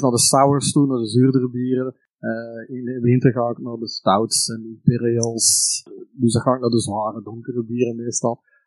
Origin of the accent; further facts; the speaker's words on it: Antwerp Campine, Flanders, Belgium; ik ben zelf van de Antwerpse Kempen